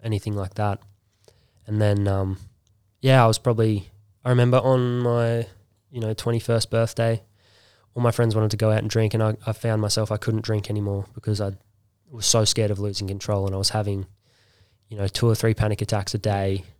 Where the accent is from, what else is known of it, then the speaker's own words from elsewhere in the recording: Bribie Island, Queensland, Australia; I grew up on Bribey